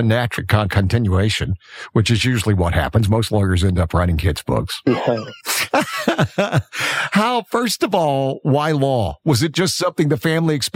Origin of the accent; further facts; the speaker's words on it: South Alabama, United States; I'm a kid from South Alabama.